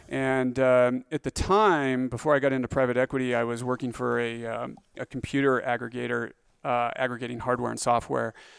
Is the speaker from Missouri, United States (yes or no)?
no; Grace, Idaho, United States; also born or lived in Pocatello, Idaho; born in Pocatello, Idaho